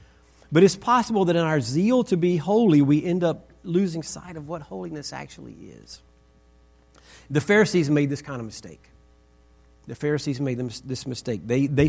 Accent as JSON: {"language": "English", "region": "Texas", "country": "United States", "said": "So we came from Texas and we moved to Northern Virginia."}